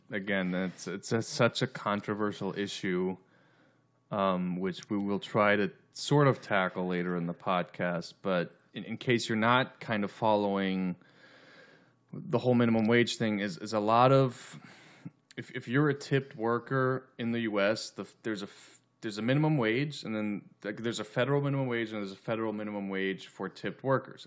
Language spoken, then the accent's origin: English; right outside of Denver, Colorado, United States; now in Los Angeles, United States; I'm originally from, I grew up in Colorado, right outside of Denver